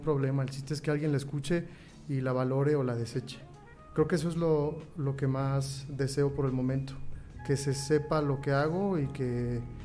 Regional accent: La Piedad, Michoacán, Mexico; also born or lived in Morelia; soy originado aquí de La Piedad

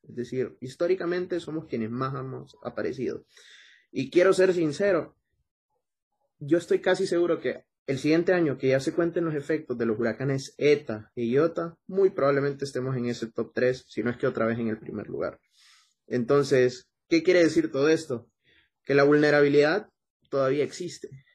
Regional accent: Honduras

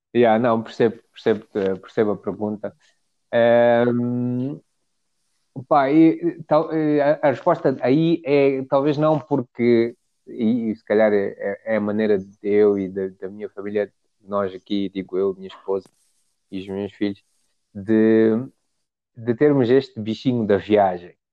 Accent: Mozambique; moved away as an adult; also born or lived in South Africa / England; now in Nairobi, Kenya; somos de Moçambique

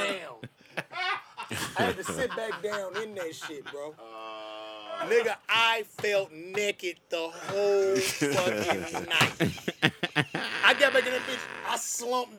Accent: Chicago, Illinois, United States; moved away as an adult; now in Atlanta, United States; I'm from the South Side of Chicago

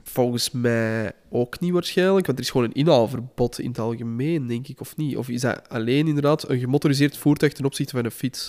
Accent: Flanders, Belgium

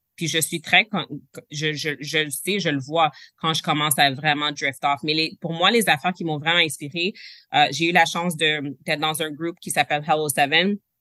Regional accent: Quebec, Canada; je suis, première génération canadienne, je, suis née au Québec, je suis née au Canada, mes parents sont nés en Haïti

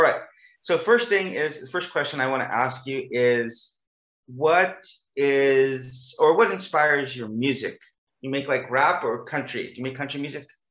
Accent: Bakersfield, California, United States; now in South Korea; my hometown is called Bakersfield, California

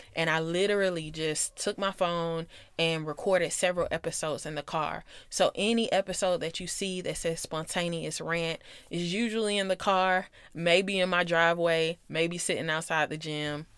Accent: Atlanta, Georgia, United States; I grew up in South Metro Atlanta. And if you know the area, then I'm from Clayco

